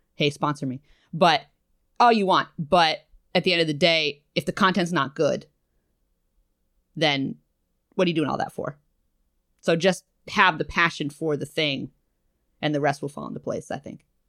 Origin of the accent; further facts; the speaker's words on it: New England, United States; moved away as an adult; also born or lived in Massachusetts; now in New York, United States; I'm from New England